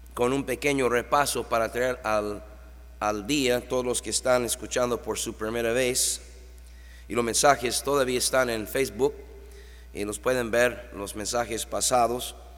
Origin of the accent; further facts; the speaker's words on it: New York, United States; now in Tijuana, Mexico; ahí en Nueva York, mi tierra natal